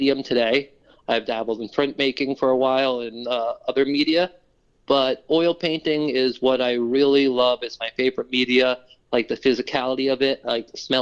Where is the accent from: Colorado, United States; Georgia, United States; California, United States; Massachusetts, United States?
Massachusetts, United States; Boston; accent: Boston; also born or lived in New York City; I grew up in the Boston area. So it is an authentic Boston accent